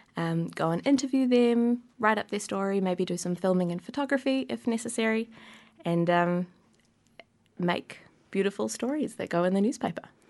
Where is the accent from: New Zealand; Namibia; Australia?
New Zealand; Wellington; I grew up in Wellington. I've lived here my whole life